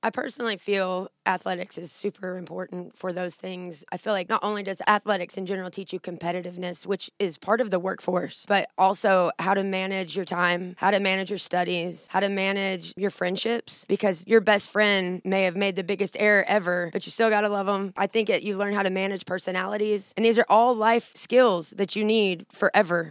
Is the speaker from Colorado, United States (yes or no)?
no; Southern Illinois, United States; moved away as an adult; also born or lived in Jackson, Tennessee; now in Northeast Mississippi, United States; I grew up in Illinois, uh, Southern Illinois. Was there my whole life.